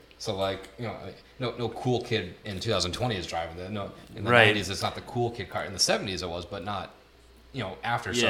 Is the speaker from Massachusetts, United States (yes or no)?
yes; Massachusetts, United States; now in Florida, United States; So we are originally from Massachusetts, okay?